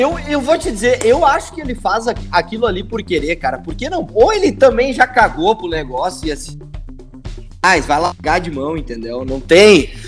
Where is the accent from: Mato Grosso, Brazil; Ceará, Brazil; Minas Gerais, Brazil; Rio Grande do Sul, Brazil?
Rio Grande do Sul, Brazil; Estrela; eu nasci em Estrela